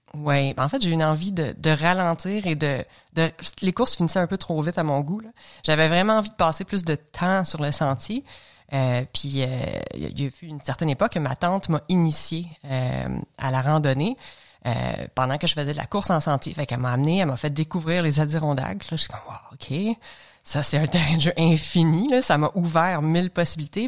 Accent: L'Assomption, Quebec, Canada; De Lanaudière, je viens de l'Assomption. Donc, euh, on avait un chalet à Saint-Zénon, mais euh, je, suis né et j'ai grandi à l'Assomption

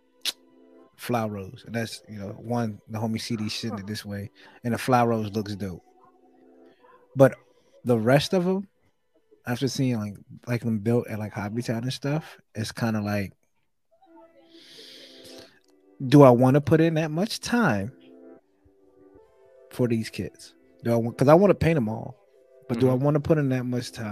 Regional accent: New York City, New York, United States; I'm from New York City

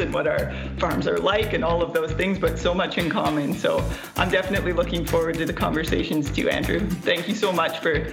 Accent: West Kootenays, British Columbia, Canada; also born or lived in Vancouver / Chilliwack; I'm from a very small town in the West Kootenays of BC. I was raised in a town of 350 people.

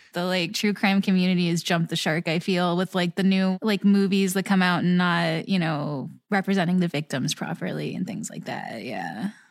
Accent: Florida, United States; moved away; I'm from Florida

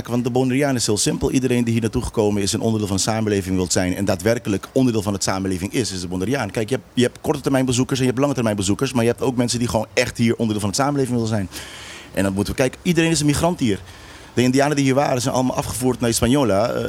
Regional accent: Netherlands; first language Papiamento; Dutch is a second language; Als ik naar Nederland ga, ik ben een geboren Nederlander. Eh, jammer genoeg eh, eh, voor sommigen dan in Den Haag is mijn moedertaal een andere taal dan ze in Europees onderdeel van Nederland doen.

